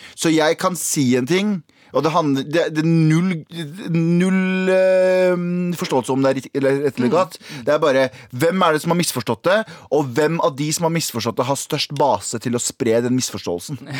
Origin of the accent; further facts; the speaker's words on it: Mysen, Østfold, Norway; now in Oslo, Norway; Jeg er fra Mysen